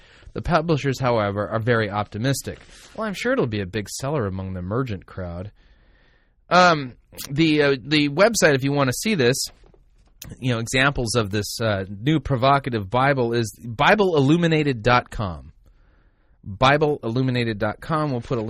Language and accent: English; Sweden; Yeah, I'm from Sweden.